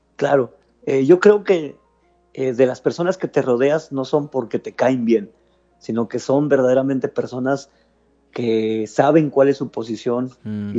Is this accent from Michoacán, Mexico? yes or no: no; Matamoros, Tamaulipas, Mexico; also born or lived in Mexico City / Hidalgo (parents' origin); después ya me vine a Matamoros